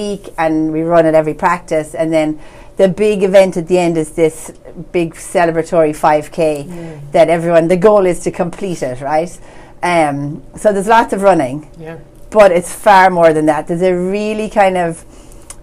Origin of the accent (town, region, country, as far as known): Ireland; now in Medford, United States